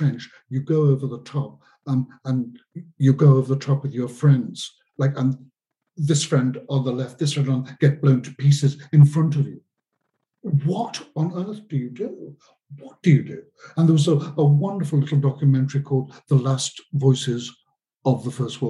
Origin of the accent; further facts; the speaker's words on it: Liverpool, North West England, United Kingdom; When I was a child growing up in Liverpool in the mid-50s